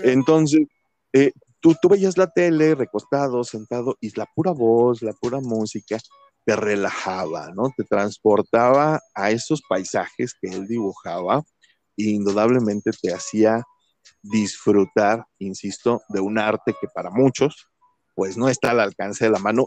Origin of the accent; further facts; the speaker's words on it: Mexico; yo no había visto afros así, y menos en mi país